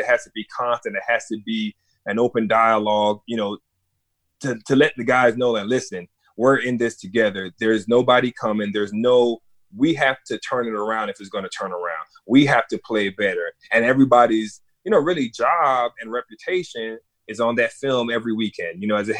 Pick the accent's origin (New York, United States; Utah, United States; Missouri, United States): New York, United States; Brooklyn; born there; I was born in Brooklyn, and my parents came over from Barbados, you know, to New York.